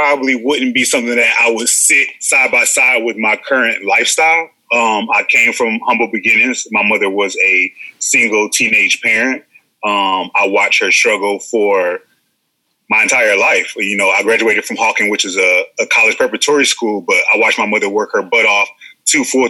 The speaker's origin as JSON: {"language": "English", "town": "Cleveland", "region": "Ohio", "country": "United States", "tie": "born or raised there", "moved": "yes", "said": "I'm originally from Cleveland, Ohio. I grew up probably in every pocket or neighborhood of Cleveland that you can imagine."}